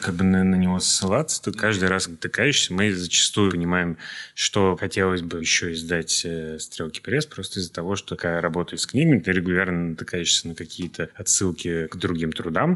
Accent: Moscow, Russia; мы, москвичи

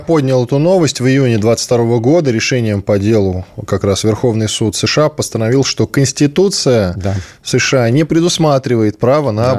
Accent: Russia; я из России

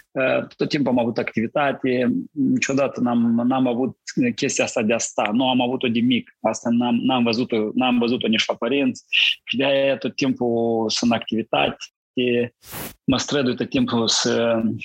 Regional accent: Cărpineni, Hîncești District, Moldova; m-a născut eu în Republica Moldova, în satul Cărpineni

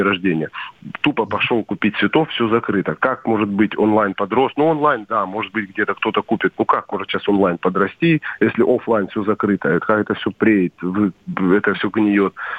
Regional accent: Stavropol, Stavropol Krai, Russia; now in Sochi, Russia; я сам из Ставрополя

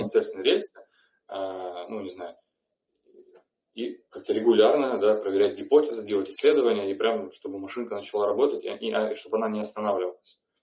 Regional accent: Rostov-on-Don, Rostov Oblast, Russia; я из Ростова

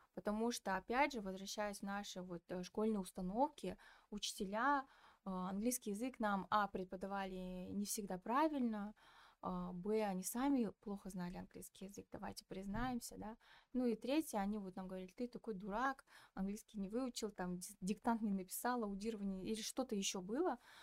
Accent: Petropavl, North Kazakhstan Region, Kazakhstan; Я разговариваю на русском, потому что я из Петропавловска

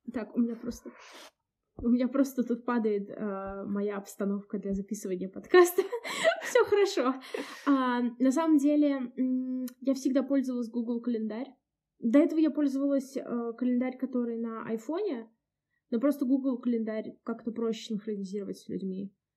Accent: Samara, Samara Oblast, Russia; из Самары

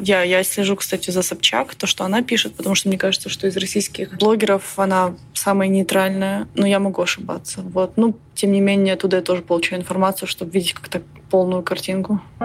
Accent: Slavutych, Kyiv Oblast, Ukraine; moved away as an adult; now in New York, United States; Я родилась в Украине, в городе Славутич, Киевская область, но последние пять лет я живу в Соединенных Штатах Америки.

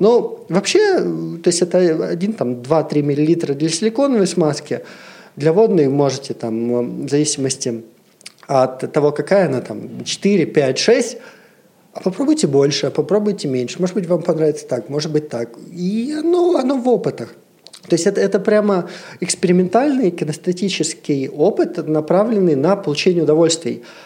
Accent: Siberia, Russia; moved away; Я вообще из Сибири. То есть у меня достаточно вот все такое патриархальное. Ну, почему как бы 20 трем годам я ничего не видел. Я из Сибири, у меня родители в Сибири живут, э, в маленьких шахтерских э, городах

